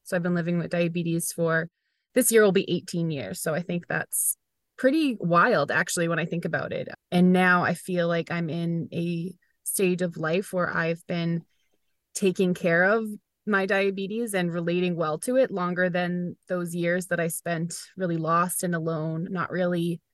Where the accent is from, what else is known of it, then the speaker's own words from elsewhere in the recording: Weymouth, Massachusetts, United States; I was here in my hometown of Weymouth, where I still live.